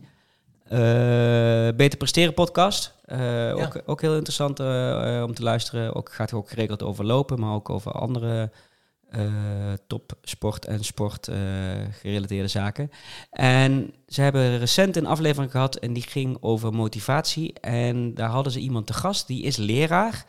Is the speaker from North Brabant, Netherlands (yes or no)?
yes; North Brabant, Netherlands; ik kom uit Brabant